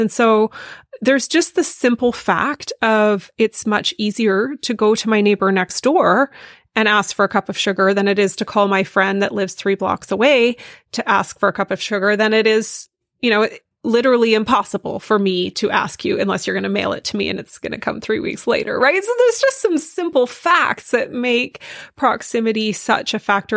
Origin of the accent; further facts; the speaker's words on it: Vancouver, British Columbia, Canada; I'm from Vancouver. I grew up in the city